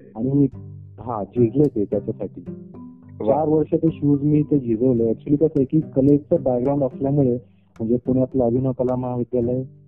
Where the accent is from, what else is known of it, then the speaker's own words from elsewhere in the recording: Marathi, Maharashtra, India; मुळात मी स्वतः मराठी आहे